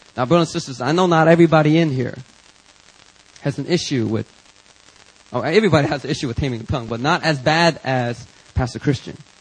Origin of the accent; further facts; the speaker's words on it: Philadelphia, Pennsylvania, United States; growing up in Philadelphia, you know, you you kind of pick up certain vocabulary words